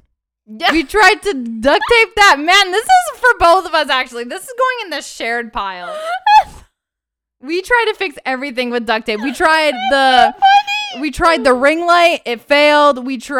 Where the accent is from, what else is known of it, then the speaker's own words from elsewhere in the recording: Canada; I'm born and raised in Canada.